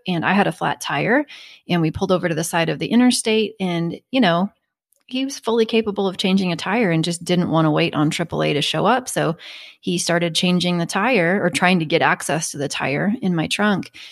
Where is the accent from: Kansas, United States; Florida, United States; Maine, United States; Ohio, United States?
Kansas, United States; I'm from Kansas